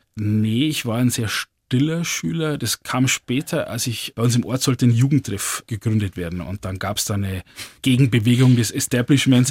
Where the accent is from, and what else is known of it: Lower Bavaria, Germany